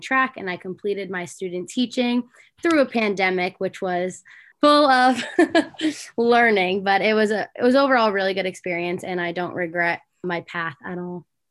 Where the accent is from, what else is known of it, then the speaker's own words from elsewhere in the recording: Little Falls, New Jersey, United States; I'm from Little Falls, New Jersey, so I'm the opposite and I'm northern.